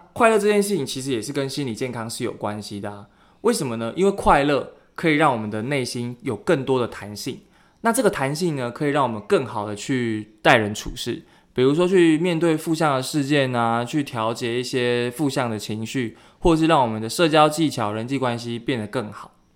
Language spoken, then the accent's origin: Chinese; Keelung, Taiwan; 就是我的家乡基隆